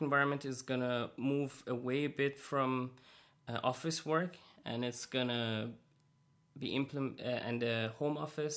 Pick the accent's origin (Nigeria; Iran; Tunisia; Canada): Iran; moved away; I come from Iran